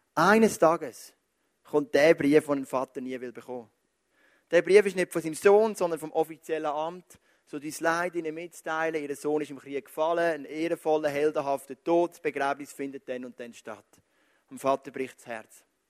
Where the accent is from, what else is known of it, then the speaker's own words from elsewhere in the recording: Zug, Switzerland; Geboren am 20.07.1979, genau zehn Jahre später, als der erste Mensch auf dem Mond gestanden ist, in Zug, Kanton Zug